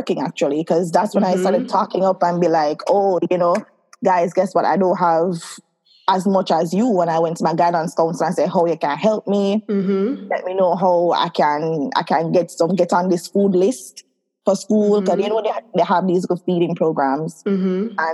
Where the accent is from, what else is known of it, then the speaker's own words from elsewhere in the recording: Saint Catherine, Jamaica; also born or lived in Kingston, Jamaica; I grew up in Kingston for a bit, then I transferred over to St. Catherine. So I spent most of my life in St. Catherine.